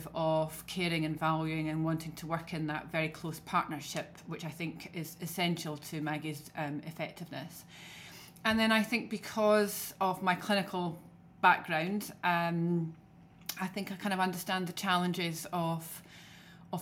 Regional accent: Scotland, United Kingdom; accent: Scottish; as you can tell from my accent, I'm very Scottish.

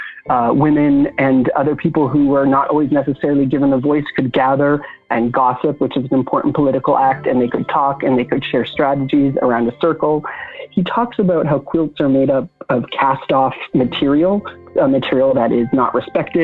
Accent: Canada; now in Brooklyn, United States; I am a Canadian-born, currently Brooklyn-based writer and organizer

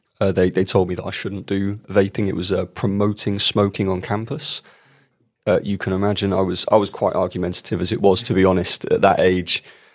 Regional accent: Bournemouth, South West England, United Kingdom; where I was born and raised in Bournemouth, in a place called Boscombe.

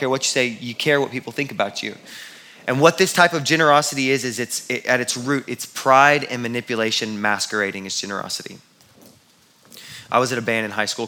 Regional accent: Houston, Texas, United States; I grew up in Houston

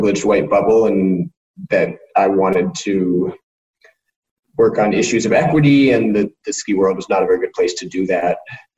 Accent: Colorado, United States; I grew up in Colorado and skied on the national team for 9 years

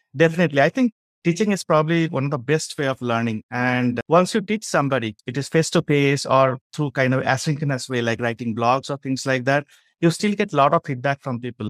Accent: Bangalore, Karnataka, India; I'm from India, a place called Bangalore.

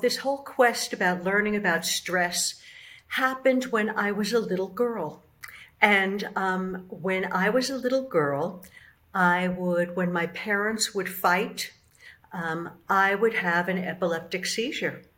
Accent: New York City, New York, United States; I'm from the Bronx

